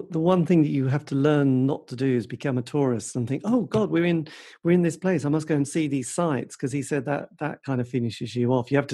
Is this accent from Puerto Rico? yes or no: no; England, United Kingdom; we're English people